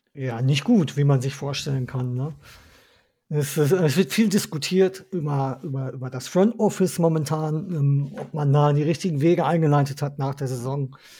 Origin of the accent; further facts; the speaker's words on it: Ruhr area, North Rhine-Westphalia, Germany; Ich bin waschechter Ruhrgebietler und da bin ich auch stolz drauf